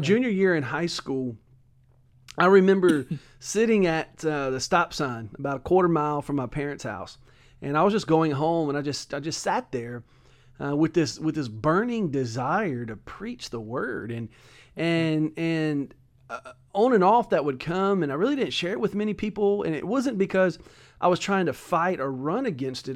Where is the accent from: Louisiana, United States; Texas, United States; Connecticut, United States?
Louisiana, United States; Hammond; I'm originally from Hammond, Louisiana, uh, kind of southeast